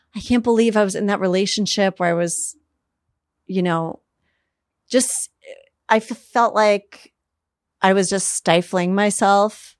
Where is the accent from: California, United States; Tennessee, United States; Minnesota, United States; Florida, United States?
Minnesota, United States; Minneapolis; moved away as an adult; also born or lived in New York; now in Los Angeles, United States; I grew up in Minneapolis.